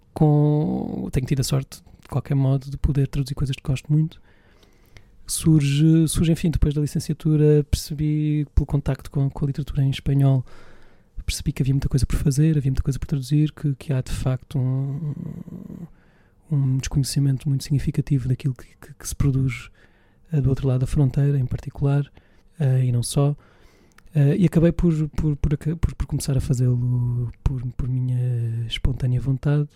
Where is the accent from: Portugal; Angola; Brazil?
Portugal; Évora, Alentejo; em Évora, de onde sou natural